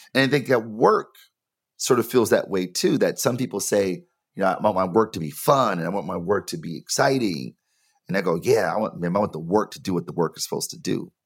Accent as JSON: {"language": "English", "town": "Detroit", "region": "Michigan", "country": "United States", "tie": "born or raised there", "said": "I'm from Detroit, born and raised"}